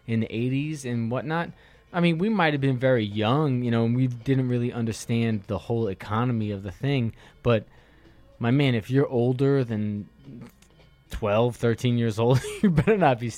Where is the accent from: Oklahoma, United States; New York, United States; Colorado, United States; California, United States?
New York, United States; New York City; now in Los Angeles, United States; I'm from New York City, dude. I was chilled on mad stoops when I was a kid